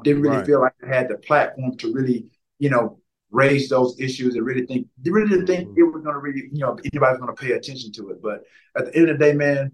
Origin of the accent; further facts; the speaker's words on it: the South, United States; Growing up in the South